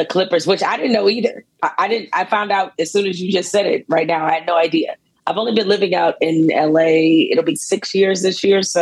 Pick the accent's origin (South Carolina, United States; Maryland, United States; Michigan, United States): Michigan, United States; Detroit; as a youngster growing up in Detroit